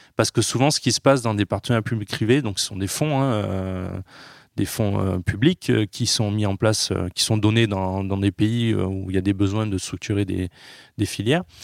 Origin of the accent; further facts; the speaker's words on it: Carpentras, Provence-Alpes-Côte d'Azur, France; il a été un des fondateurs de la Biocop à Carpentras. Donc moi, tout petit, j'ai grandi aussi dans la Biocop